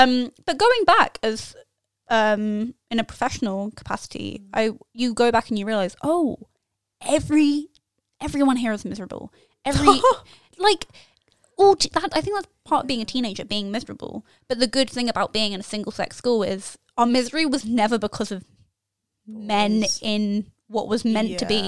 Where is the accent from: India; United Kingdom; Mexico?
United Kingdom; I'm just British. I'm sorry.